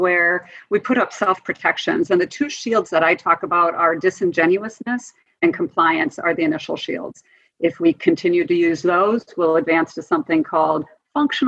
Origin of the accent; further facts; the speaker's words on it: Wisconsin, United States; I grew up in Wisconsin